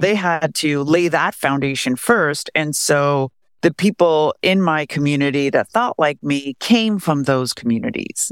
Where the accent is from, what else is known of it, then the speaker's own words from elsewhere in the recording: Beverly Hills, California, United States; I grew up in Beverly Hills, California